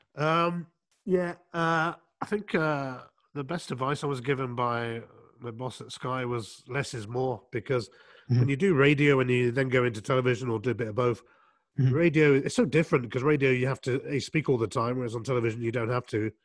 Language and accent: English; England, United Kingdom; I was uh, growing up in England